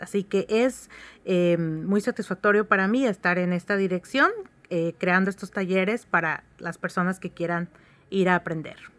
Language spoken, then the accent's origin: Spanish; Oaxaca, Mexico; soy oaxaqueña